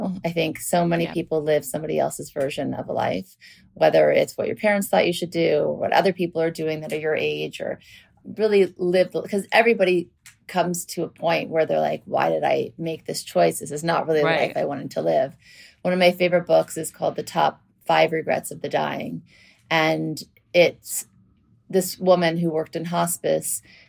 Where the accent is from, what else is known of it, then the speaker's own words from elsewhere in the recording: New Orleans, Louisiana, United States; moved away; also born or lived in Beverly Hills; And then we moved from Louisiana, from New Orleans to Beverly Hills. And then I went to Beverly Hills High School.